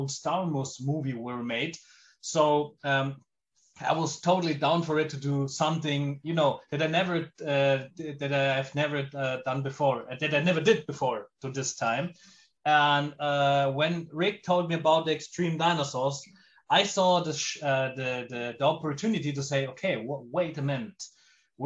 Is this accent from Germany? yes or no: yes; Germany; I'm an Italian movie director born and living in Germany.